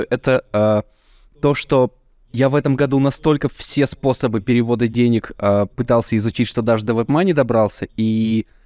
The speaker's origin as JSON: {"language": "Russian", "town": "Izhevsk", "region": "Udmurtia", "country": "Russia", "said": "Я сам из Ижевска, так что я ездил из Ижевска в Челябинск."}